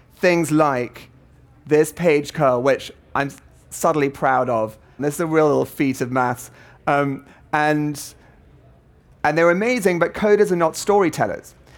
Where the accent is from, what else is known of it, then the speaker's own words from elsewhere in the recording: South Africa; I'm a South African too.